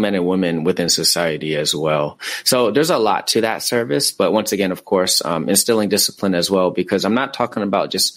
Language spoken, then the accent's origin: English; Tacoma, Washington, United States; now in California, United States; I'm from Tacoma, Washington